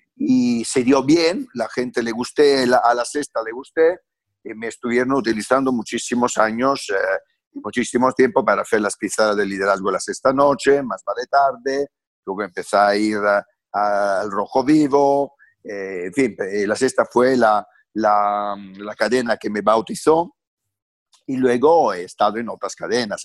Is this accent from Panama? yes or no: no; Francavilla Fontana, Apulia, Italy; Spanish is a second language; moved away as an adult; now in Spain; yo vengo de una familia muy, muy, muy humilde, analfabeta del sur de Italia, de campesinos. Eh, nazco ahí